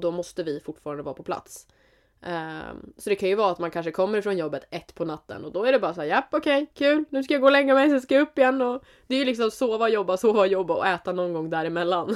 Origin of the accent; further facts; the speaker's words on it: Jämtland, Sweden; Vi är från Jämtland, Jämtland Härjedalen